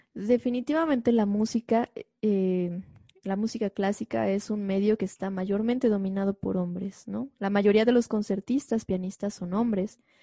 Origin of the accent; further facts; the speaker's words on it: Xalapa, Veracruz, Mexico; moved away as an adult; also born or lived in Chicago, Illinois; soy de Jalapa, Veracruz.